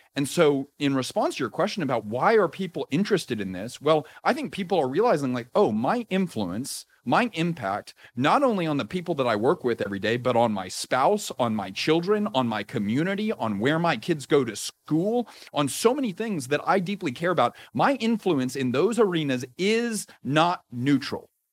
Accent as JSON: {"language": "English", "town": "Houston", "region": "Texas", "country": "United States", "tie": "born or raised there", "also_born_or_lived": "Austin, Texas", "said": "Was raised, uh, in Houston, went to school in Austin, Texas"}